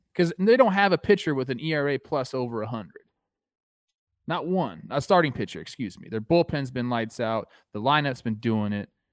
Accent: Castaic, California, United States; my hometown

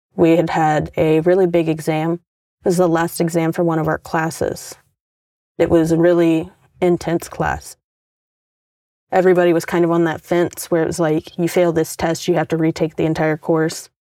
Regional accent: the South, United States; we're both from the South

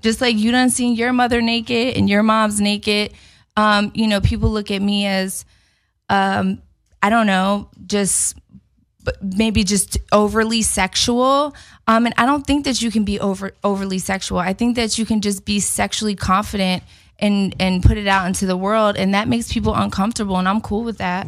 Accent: Philadelphia, Pennsylvania, United States; moved away; I'm in Philly. I'm in my hometown

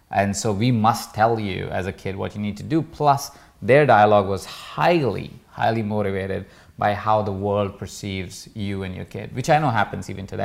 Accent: Jaipur, Rajasthan, India; moved away; I grew up in a small town called Jaipur

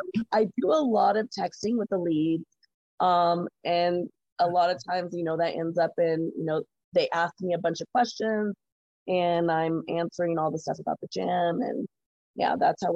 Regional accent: Carlsbad, United States; I'm from here. I was born and raised in Carlsbad. I'm from here, so I know a lot of people.

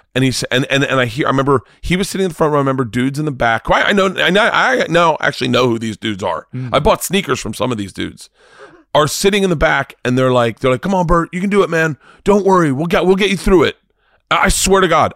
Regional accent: Florida, United States; I'm from Florida.

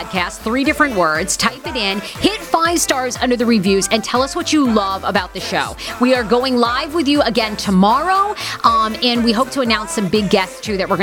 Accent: Maine, United States; I grew up in Maine

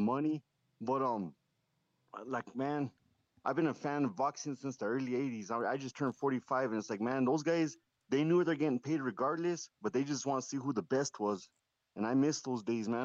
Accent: Southern New Mexico, United States; moved away as an adult; also born or lived in Puerto Rico / California; now in Santa Fe, United States; I live in Santa Fe right now, but I'm actually from Southern New Mexico

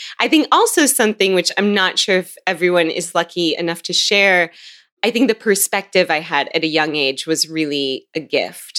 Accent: Seattle, Washington, United States; I grew up in Seattle

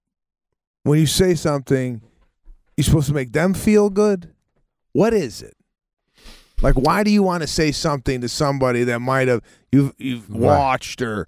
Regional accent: Chicago, Illinois, United States; you're from Chicago, right? I said, yeah.

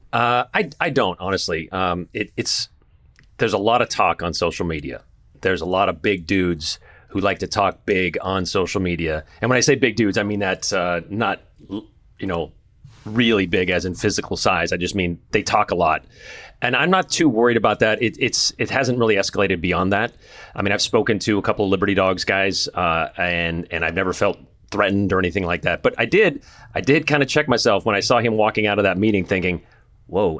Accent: California, United States; now in Boise, United States; I grew up in California and, uh, on the coast

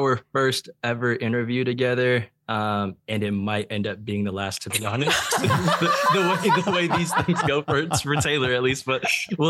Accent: Plano, Texas, United States; we both are from the same area, a North Dallas suburb, she's from Frisco, I'm from Plano. Just North Dallas suburbs.

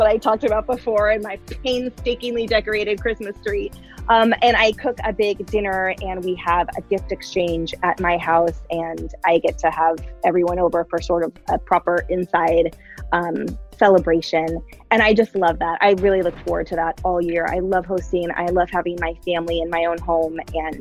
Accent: the Bay Area, California, United States; moved away as an adult; now in Seattle, United States; I grew up in the Bay Area with all 5 of us under the same roof

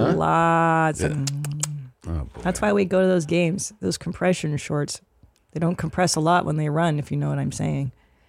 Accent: Los Angeles, California, United States; In Los Angeles, my hometown

